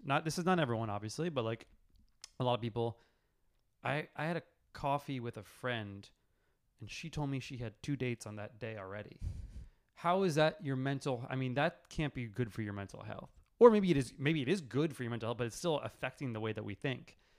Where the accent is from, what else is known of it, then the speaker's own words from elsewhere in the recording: New York City, New York, United States; moved away as an adult; also born or lived in Los Angeles, United States; growing up in New York